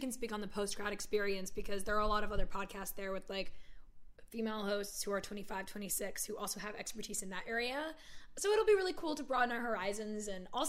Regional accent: Virginia, United States; born there; I'm really not from anywhere. Like, I was born in Virginia, but I don't claim it.

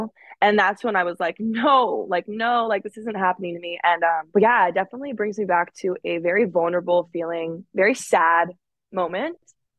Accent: Alaska, United States; because you know I'm from Alaska. Back home, we will go fishing. We put like fish eyeballs in our mouths, like to see who could like chew on the longest.

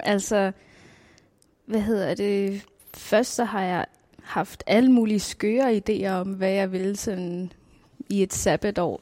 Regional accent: Nuuk, Greenland; Jeg er født og opvokset her i Nuuk

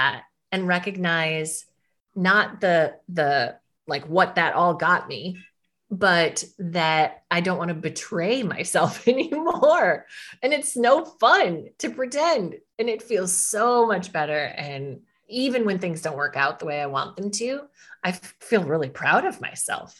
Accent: Midwest, United States; as a woman growing up in the Midwest, I live in Minnesota

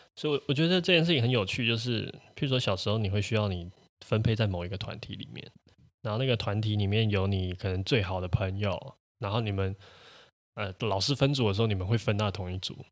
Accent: Taiwan; also born or lived in Tianmu, Taipei; 我会可能更，更多会说我是住天母，或者是我是做这哦。这样子的地方，我不会说我是台湾人

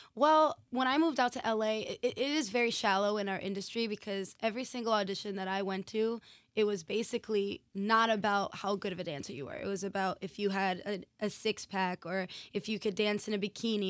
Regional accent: Massachusetts, United States; moved away as an adult; now in Los Angeles, United States; I'm originally from Massachusetts

